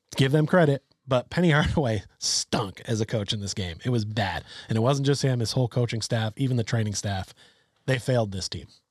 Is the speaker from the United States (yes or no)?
yes; Vermont, United States; I grew up in Vermont, which is even further away